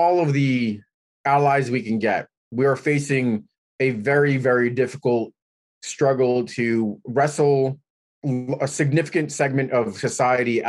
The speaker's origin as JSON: {"language": "English", "town": "New York City", "region": "New York", "country": "United States", "tie": "born or raised there", "said": "I grew up in New York City."}